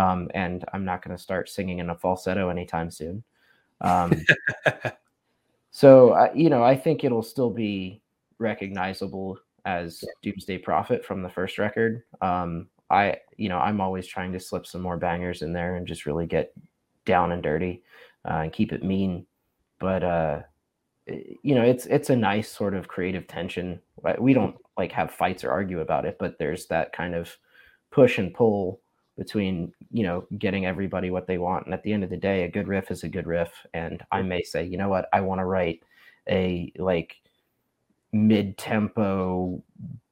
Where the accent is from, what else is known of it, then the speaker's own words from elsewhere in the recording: Raleigh, North Carolina, United States; we're from Raleigh.